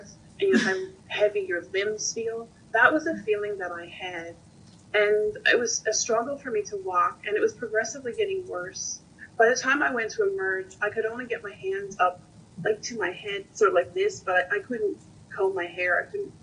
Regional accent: Newfoundland and Labrador, Canada; also born or lived in Ontario; I am a Newfoundlander, but I was living in Ontario. And just after I moved back home to Newfoundland

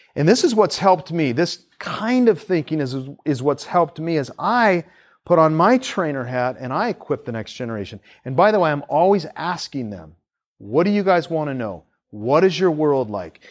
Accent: Seattle, Washington, United States; moved away as an adult; also born or lived in Tacoma; now in Tampa, United States; we grew up in Seattle

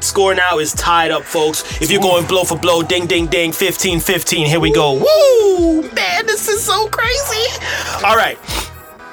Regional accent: New York, United States; moved away; I'm originally from New York

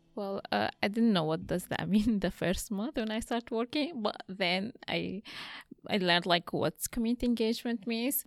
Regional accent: Syria; moved away as an adult; now in Australia; I'm Assyrian from Syria. I came to Australia on refugee visa in two thousand fifteen

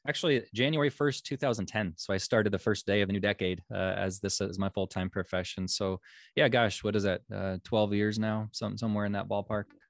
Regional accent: Omaha, Nebraska, United States; born and raised in Omaha, Nebraska, right smack dab in the middle of the United States.

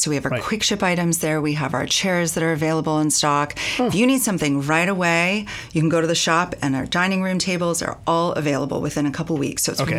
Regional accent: Marin, California, United States; I'm from Marin.

